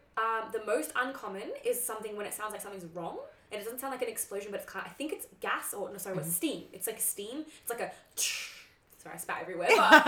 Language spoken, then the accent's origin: English; Morwell, Victoria, Australia; I'm from Morwell